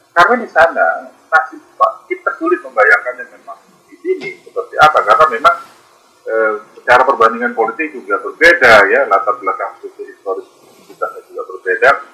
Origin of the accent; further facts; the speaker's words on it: Indonesia; kita dari Indonesia